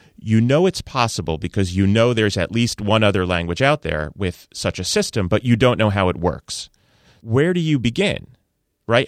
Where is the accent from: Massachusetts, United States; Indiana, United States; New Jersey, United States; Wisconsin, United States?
New Jersey, United States; northern; I learned growing up in the public schools of northern New Jersey